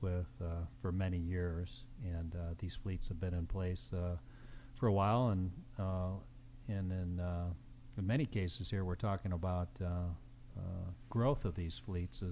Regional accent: Chicago, Illinois, United States; I grew up in the Chicagoland area

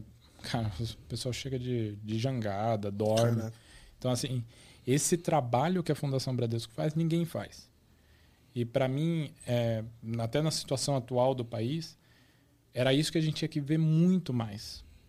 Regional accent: Osasco, São Paulo, Brazil; eu nasci na capital, mas na verdade eu cresci em Osasco. É, o, a minha vida toda foi em Osasco

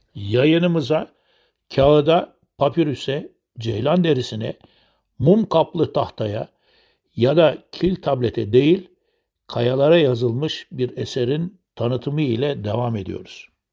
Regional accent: Turkey

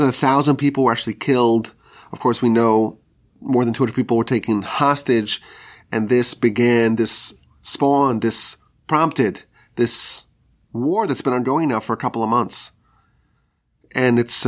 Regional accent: United States; as American Jews

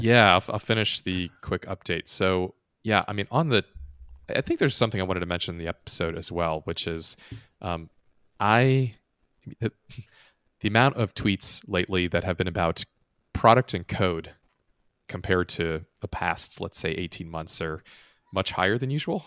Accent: United States; an American who's lived in the States and never elsewhere

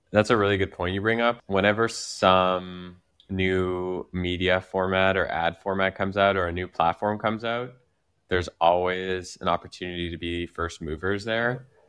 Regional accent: Quebec, Canada; accent: Quebec French; my accent is like a Quebec, a Quebec accent

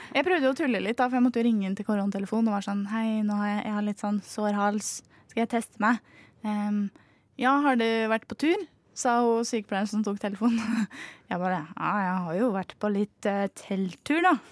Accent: Sarpsborg, Østfold, Norway; moved away as an adult; now in Oslo, Norway; her i Oslo, hvor jeg studerer. Eh, og der hjemme i Sarpsborg

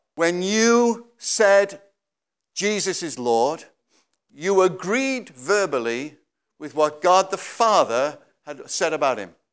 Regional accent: Wales, United Kingdom; I came all the way from Wales

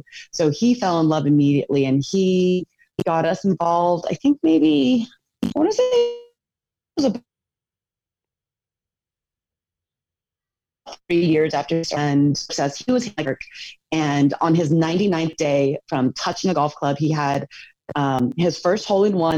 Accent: United States; I was born and raised here in America in a Korean household.

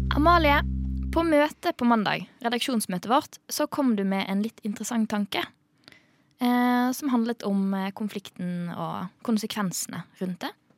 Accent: Tunisia; moved away; jeg kommer fra Tunisia

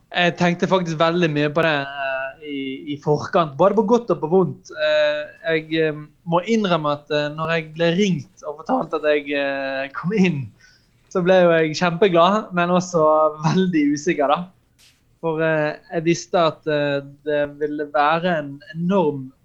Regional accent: Norway; vi kristne i Norge i dag

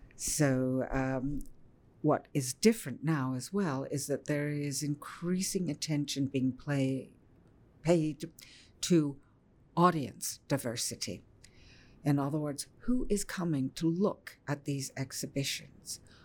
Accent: Ottawa, Ontario, Canada; growing up in Ottawa

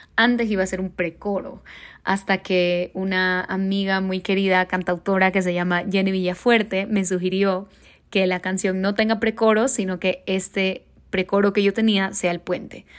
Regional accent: Guayaquil, Guayas, Ecuador; now in Mexico City, Mexico; soy una cantautora de Guayaquil, Ecuador, que vive en Ciudad de México

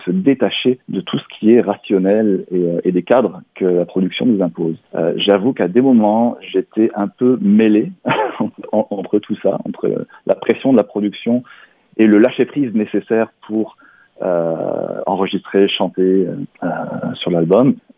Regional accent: Barcelonnette, Provence-Alpes-Côte d'Azur, France; moved away as an adult; now in Quebec, Canada; je suis né dans les Alpes du Sud, dans un petit village qui s'appelle Barcelonnette et euh, j'ai vécu euh, une grande partie de ma vie euh, donc dans les Alpes du Sud et en Provence Aix-en-Provence notamment

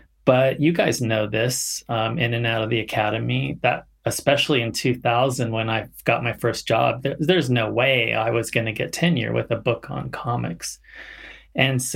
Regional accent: Central Valley, near Sacramento, California, United States; also born or lived in Mexico City, Mexico; We moved back to California, redneck California, Central Valley, North Central Valley, right outside of Sacramento

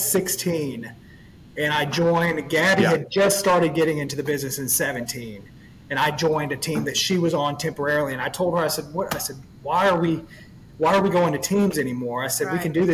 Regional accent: Fort Walton Beach, Florida, United States; moved away as an adult; now in Louisiana, United States; I grew up in Florida, Fort Walton Beach, Destin area. That's where I grew up.

